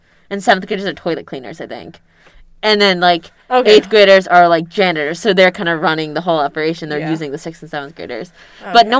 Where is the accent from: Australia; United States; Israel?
United States; California; I grew up on the West Coast in California.